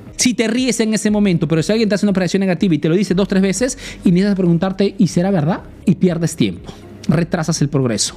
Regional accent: Peru; now in Italy

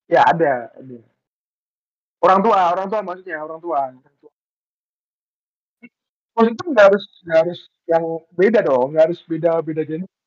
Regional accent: Surabaya, East Java, Indonesia; padahal di sama-sama orang Jawa Timur

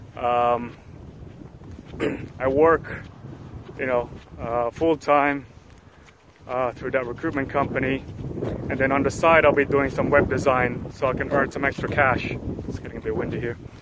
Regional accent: Sydney, New South Wales, Australia; moved away as an adult; also born or lived in Philippines; now in Namwon, South Korea; my parents were born and raised in the Philippines, but we migrated to Australia. Uh, you know, I arrived in Sydney about 12 years old, and I grew up there

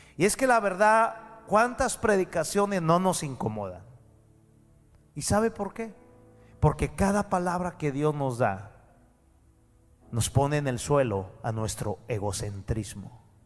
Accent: Mexico; pero yo soy mexicano

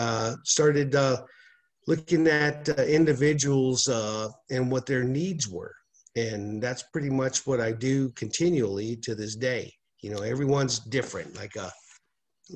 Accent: Albuquerque, New Mexico, United States; I grew up here in Albuquerque, New Mexico, born and raised

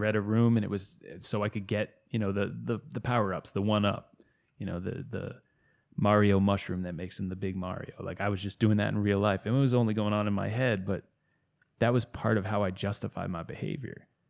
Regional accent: outside of Boston, Massachusetts, United States; now in Asheville, United States; I grew up outside of Boston

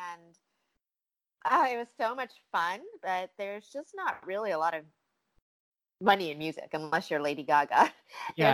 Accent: Los Angeles, California, United States; I'm from Los Angeles

